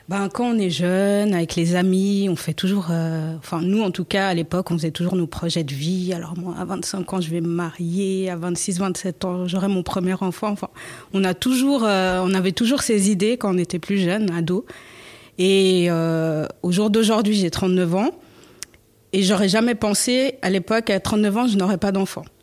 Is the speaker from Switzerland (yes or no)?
yes; Switzerland; j'ai 39 ans d'origine angolaise, mais grandi en Suisse.